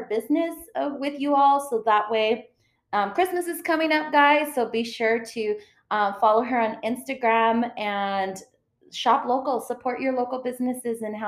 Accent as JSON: {"language": "English", "town": "San Elizario", "region": "Texas", "country": "United States", "tie": "born or raised there", "said": "I grew up in San Elizario"}